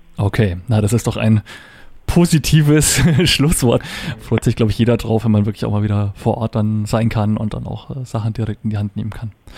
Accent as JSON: {"language": "German", "area": "Upper Franconia", "region": "Bavaria", "country": "Germany", "tie": "born or raised there", "said": "ich bin ja auch ein gebürtiger Oberfranke"}